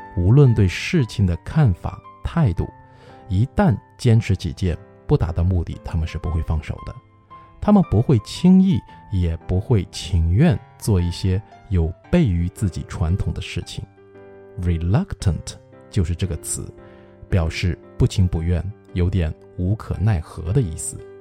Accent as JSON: {"language": "Chinese", "country": "China", "said": "我们中国人"}